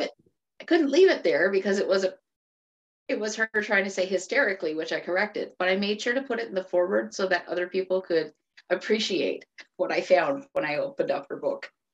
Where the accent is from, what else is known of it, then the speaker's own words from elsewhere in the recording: Cape Breton, Nova Scotia, Canada; moved away as an adult; now in Fredericton, Canada; I am originally from Cape Breton, Nova Scotia, which is a little island on the tip of Nova Scotia. If you've heard of the Cabot Trail, that's where I grew up